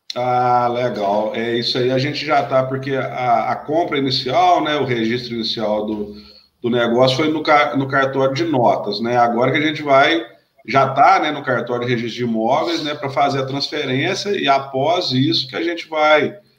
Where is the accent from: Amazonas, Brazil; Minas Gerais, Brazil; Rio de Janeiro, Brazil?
Minas Gerais, Brazil; south of; eu sou do, natural do sul de Minas